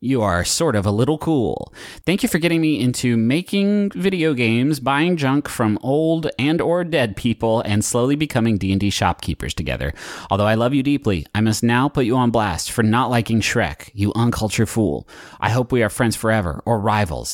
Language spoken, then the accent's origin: English; Huntington, United States; we grew up with one in Huntington